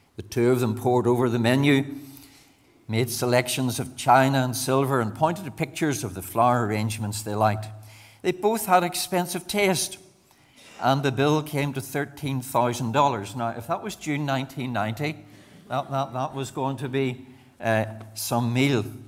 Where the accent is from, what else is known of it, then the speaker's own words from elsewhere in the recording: Banbridge, Northern Ireland, United Kingdom; moved away as an adult; also born or lived in Enniskillen / Bangor / Mazetown, between Lisburn and Moira; I'm a Banbridge man, born and brought up in Banbridge